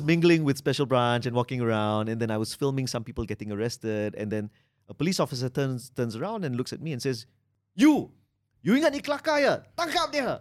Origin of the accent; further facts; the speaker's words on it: Malaysia; I'm Malaysian